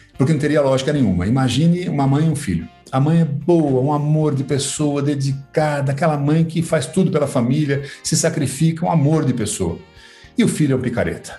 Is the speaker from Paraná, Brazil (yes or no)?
no; Sorocaba, São Paulo, Brazil; also born or lived in United States; sorocabês, de onde eu sou.